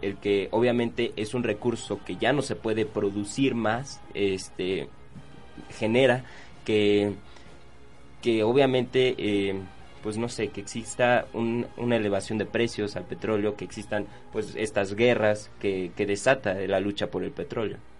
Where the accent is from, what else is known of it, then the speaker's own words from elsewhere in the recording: Mexico City, Mexico; los que somos de la Ciudad de México